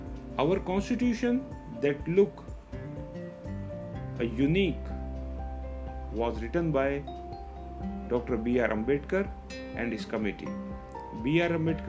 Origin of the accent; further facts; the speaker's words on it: India; we as an Indian